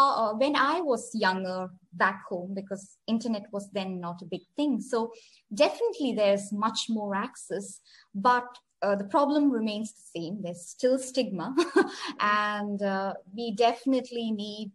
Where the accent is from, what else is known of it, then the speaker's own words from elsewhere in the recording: India; now in Oman; I am an Indian sitting in Oman, I currently live in a country in the Middle East called Oman